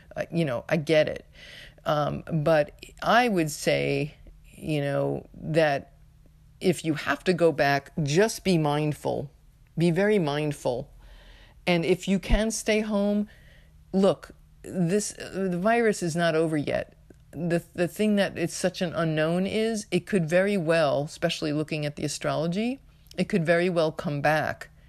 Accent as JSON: {"language": "English", "country": "United States", "said": "U S of A, my home country"}